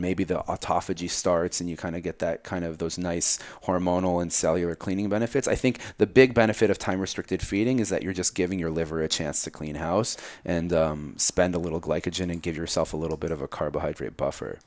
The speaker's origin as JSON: {"language": "English", "region": "New Jersey", "country": "United States", "tie": "born or raised there", "said": "I grew up in Jersey"}